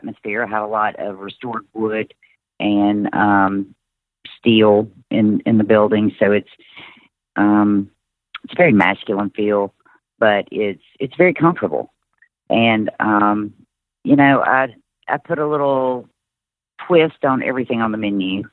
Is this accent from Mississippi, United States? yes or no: yes; Mississippi Delta, United States; I came from the Mississippi Delta